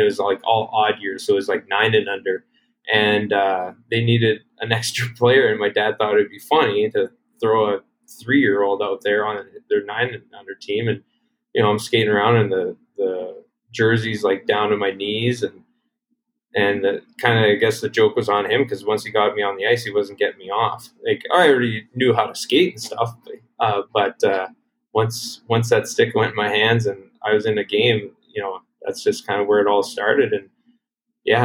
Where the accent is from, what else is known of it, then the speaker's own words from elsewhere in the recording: Duval, Saskatchewan, Canada; moved away as an adult; also born or lived in Strasbourg, Saskatchewan; now in El Paso, United States; we grew up in a really small town in rural Saskatchewan called Duval